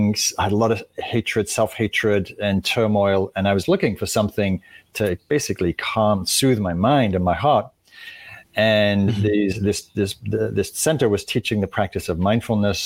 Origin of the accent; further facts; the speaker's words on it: Northern England, United Kingdom; moved away as an adult; also born or lived in London; I was raised in England, in Northern England, and moved to London.